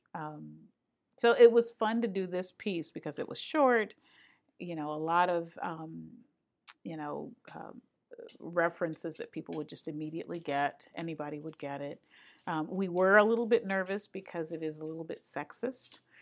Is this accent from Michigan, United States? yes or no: yes; Grand Rapids, Michigan, United States; now in Astoria, United States; I came from Grand Rapids, Michigan, and I grew up in gospel music